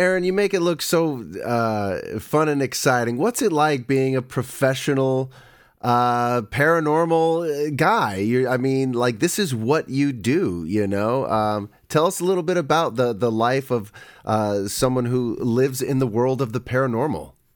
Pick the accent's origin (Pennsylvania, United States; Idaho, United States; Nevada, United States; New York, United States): Nevada, United States; Reno; I was born in Reno